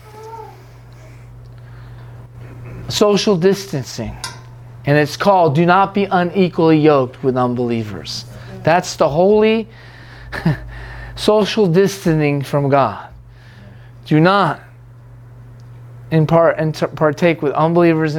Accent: United States; I'm an American still

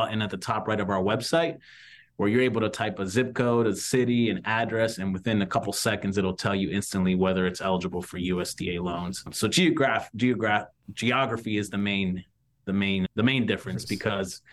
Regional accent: Washington, D.C. area, Maryland, United States; moved away as an adult; also born or lived in Westminster, Maryland / Jacksonville, Florida; now in Ponte Vedra, United States; I'm originally from the Washington, D.C. area. That's where I grew up, out in Maryland

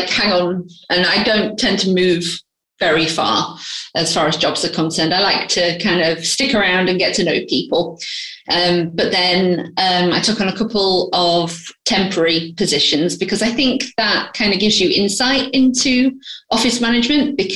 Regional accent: Grimsby, Yorkshire and the Humber, United Kingdom; moved away as an adult; now in London, United Kingdom; I'm originally from Grimsby in the north of England.

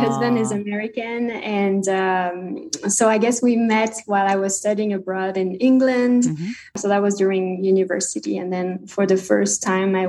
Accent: Lançon-de-Provence, Provence-Alpes-Côte d'Azur, France; first language French; English is a second language; moved away as an adult; now in United States; I grew up in a village called Lançon de Provence. So I spent, I would say, 16 years there.

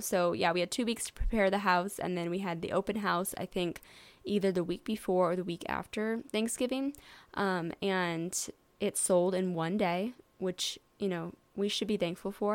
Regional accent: St. Louis, Missouri, United States; I am from Saint Louis, Missouri

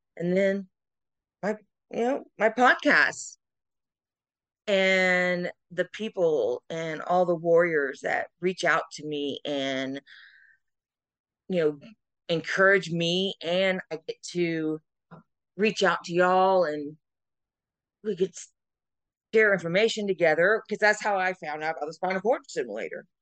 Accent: South Carolina, United States; I am Miss Wheelchair South Carolina USA 2023 representing my home state

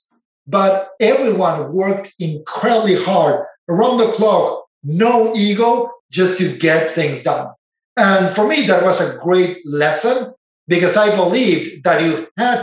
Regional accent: Argentina; moved away as an adult; now in Silicon Valley, United States; I didn't know Silicon Valley existed growing up in Argentina.

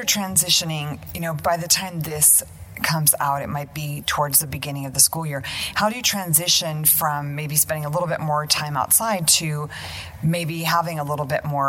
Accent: United States; it's so important for us as American families, often a little bit disconnected from our cultural roots, to keep up those traditions.

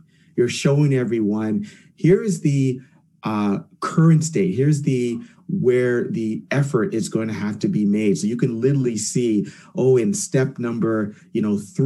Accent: Jamaica; also born or lived in Canada; I'm Jamaican. I'm a Jamaican Canadian.

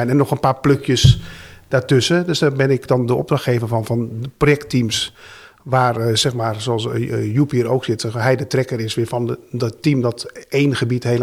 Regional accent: Netherlands; Dat kunnen we wel als Nederlanders, land maken.

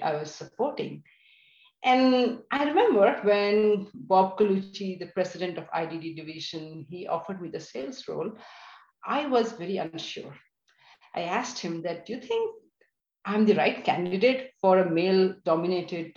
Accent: India; moved away as an adult; also born or lived in Delhi / Georgia, United States; now in United States; So I am originally from India. I grew up in India in a middle-class family.

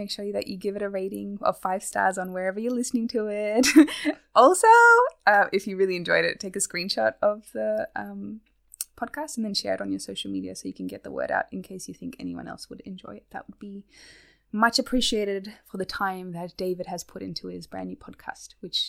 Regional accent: Australia; accent: Australian; I'm keeping my Australian accent. It is messy. It's already not very strong for an Australian accent.

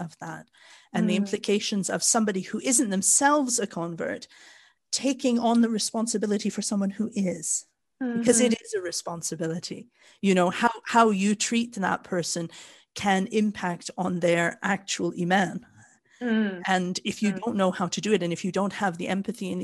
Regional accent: Canada; moved away as an adult; also born or lived in Japan / Kuwait; now in Wales, United Kingdom; I was born and raised in Canada, where we are very, very mixed. So I grew up in Canada, but I moved to the UK

